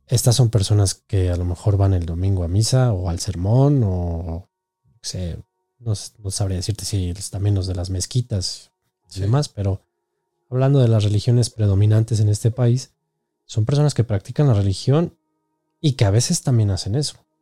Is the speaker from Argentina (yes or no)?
no; Mexico; nosotros como mexicanos